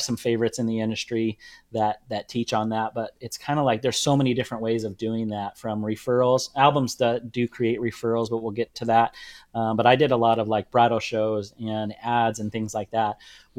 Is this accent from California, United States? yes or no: yes; Orange County, California, United States; now in Indianapolis, United States; In Orange County, I was born and raised out on the West Coast, moved to Indianapolis when we were moving the warehouse about 10 years ago.